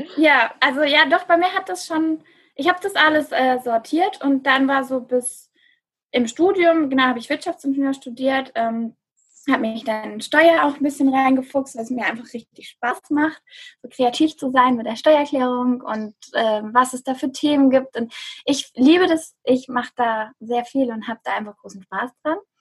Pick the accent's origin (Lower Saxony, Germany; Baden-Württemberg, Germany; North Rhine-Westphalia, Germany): Baden-Württemberg, Germany; near Stuttgart; ich bin aus der Nähe von Stuttgart, bin ich aufgewachsen